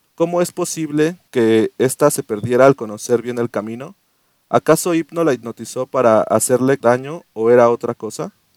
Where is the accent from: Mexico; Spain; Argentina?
Mexico; Mexico City; moved away; also born or lived in Querétaro; Nací en la capital del mundo, güey. en el ombligo del mundo, en el ombligo de, México, Iztapalapa.